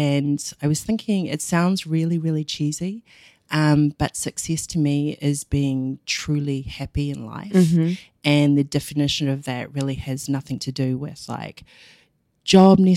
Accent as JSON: {"language": "English", "country": "New Zealand", "tie": "born or raised there", "moved": "as an adult", "lives_now": "New York, United States", "said": "grew up in New Zealand the whole of my life. Didn't live anywhere else until I got here"}